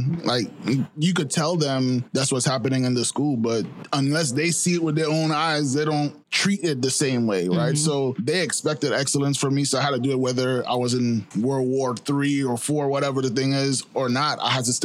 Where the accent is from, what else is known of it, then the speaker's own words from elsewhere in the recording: New York City, New York, United States; I grew up in Flatbush